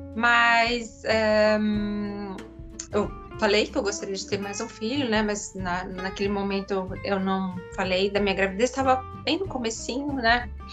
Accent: Curitiba, Paraná, Brazil; moved away as an adult; also born or lived in São José dos Campos; now in Germany; sou de Curitiba

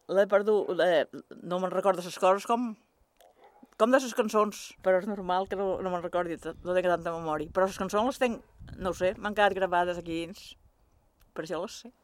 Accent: Sant Jordi, Balearic Islands, Spain; Vaig néixer a Sant Jordi.

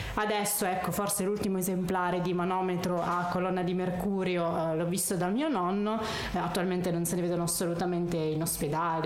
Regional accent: San Nicandro Garganico, Apulia, Italy; moved away; also born or lived in Modena; Il mio paesino si chiama San Nicandro Garganico.

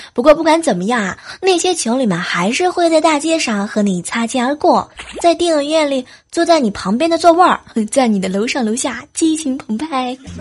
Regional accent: southern China, China; moved away; 作为一个南方人

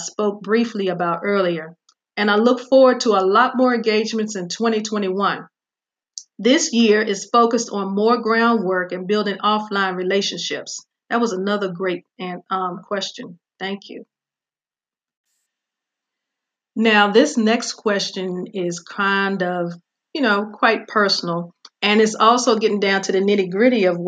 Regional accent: Virginia, United States; my hometown of Virginia

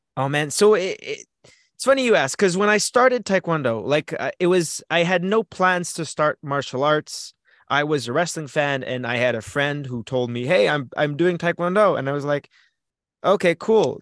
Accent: Canada; As a Canadian wrestler

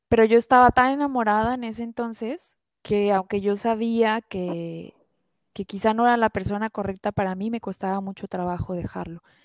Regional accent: Guadalajara, Jalisco, Mexico; also born or lived in France; yo soy de Guadalajara, vivo en Guadalajara.

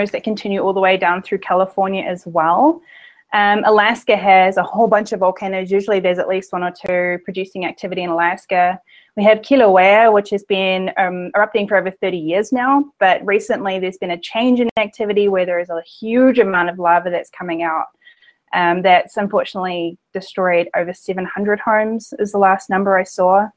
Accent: New Zealand; now in West Virginia, United States; I'm originally from New Zealand

